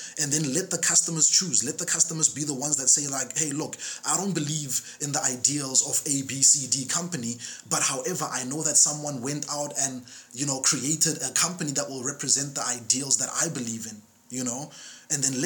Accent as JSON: {"language": "English", "country": "South Africa", "said": "as a South African citizen"}